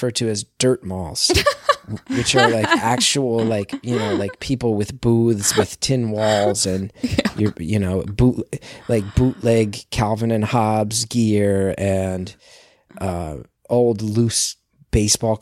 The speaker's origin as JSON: {"language": "English", "town": "West Orange", "region": "New Jersey", "country": "United States", "tie": "born or raised there", "moved": "yes", "said": "I grew up in West Orange, New Jersey, and Livingston was the neighboring town"}